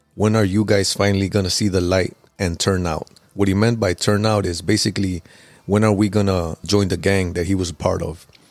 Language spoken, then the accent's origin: English; Chicago, Illinois, United States; I grew up in Pilsen, which is kinda like southwest area of Chicago